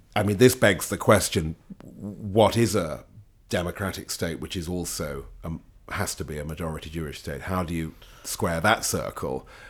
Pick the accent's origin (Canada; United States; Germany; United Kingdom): United Kingdom; I'm a Brit